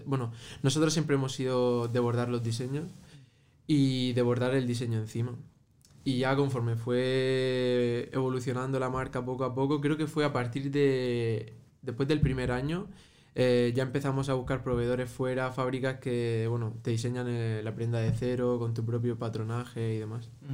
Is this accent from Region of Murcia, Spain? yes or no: yes; Murcia, Region of Murcia, Spain; tanto yo como mi hermano somos de origen marroquí, eh, nacidos en Murcia, pero de origen marroquí